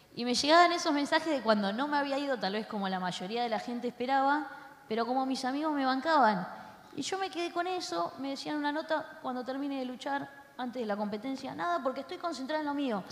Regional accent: Argentina; somos argentinos y yo amo a los argentinos, amo mi país

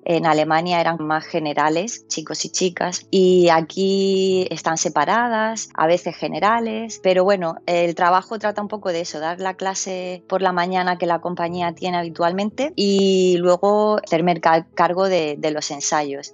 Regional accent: Murcia, Region of Murcia, Spain; also born or lived in United Kingdom / Switzerland / Germany; now in Birmingham, United Kingdom; soy de Murcia, de una ciudad chiquitita.

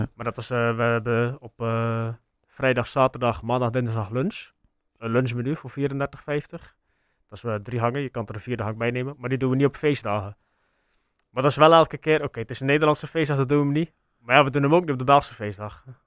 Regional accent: Sluis, Zeeland, Netherlands; wij horen natuurlijk dat wij van Sluis zijn

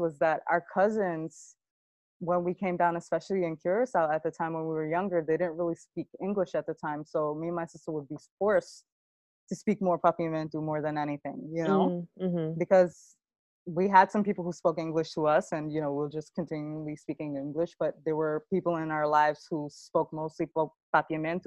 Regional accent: New York City, New York, United States; I grew up in St. Albans and Queens

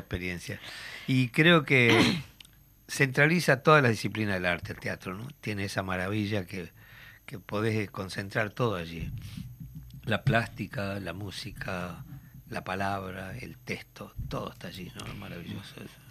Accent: Tacuarembó, Uruguay; Tacuarembó, a mi pueblo

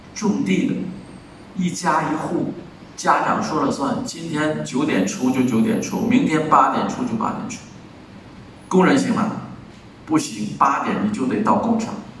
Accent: China; 我们中国人

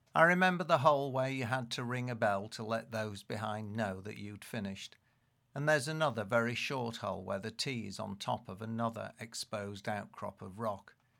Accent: Leeds, Yorkshire and the Humber, United Kingdom; growing up in Leeds

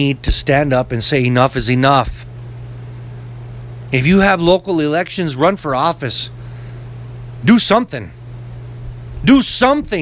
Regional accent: United States; as an American

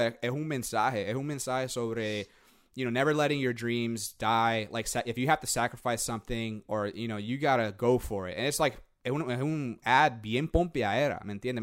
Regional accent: Puerto Rico; moved away; yo soy boricua

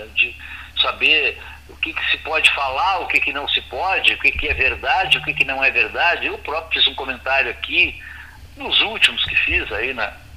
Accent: Brazil; nós brasileiros

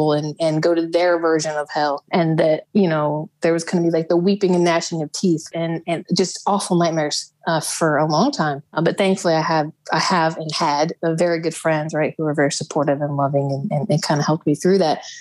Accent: Midwest, United States; moved away as an adult; also born or lived in Texas; I was raised up in the Midwest, and I left when I turned 18

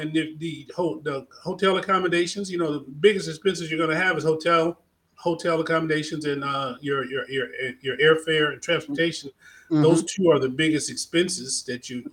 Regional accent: United States; I'm African-American

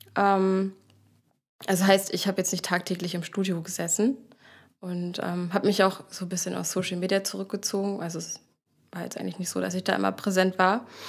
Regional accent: Dithmarschen, Schleswig-Holstein, Germany; moved away as an adult; now in Hamburg, Germany; ich komme aus Dithmarschen

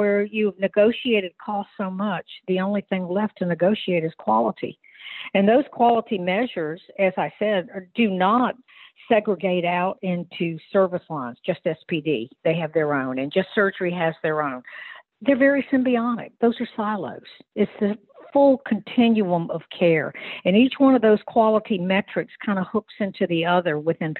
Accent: Virginia Beach, Virginia, United States; I'm from Virginia Beach.

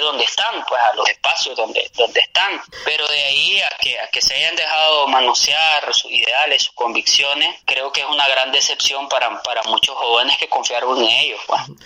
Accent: San Rafael del Norte, Jinotega, Nicaragua; moved away as an adult; also born or lived in León, Nicaragua; Yo nací en San Rafael del Norte, Guinotea, el 5 de septiembre del 93. Ese es mi origen. Ahí estudié primaria, ahí estudié secundaria

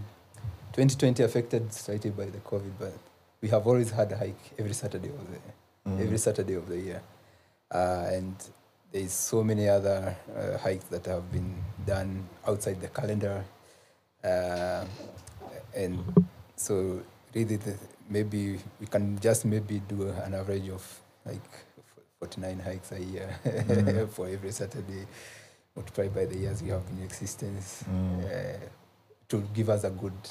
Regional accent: Central Province, Kenya; I'm from Central, but really right now I can say I have almost touched every part of the country in terms of my experiences hiking

